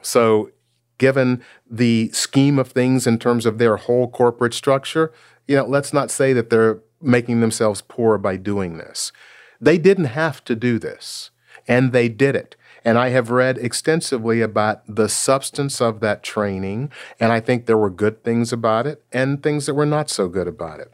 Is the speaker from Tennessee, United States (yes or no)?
yes; Memphis, Tennessee, United States; now in Seattle, United States; I was born and raised in Memphis, Tennessee